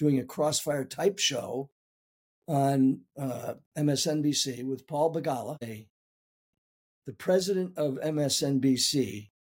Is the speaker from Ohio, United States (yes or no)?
no; San Antonio, Texas, United States; I was born in 1943 in San Antonio, Texas.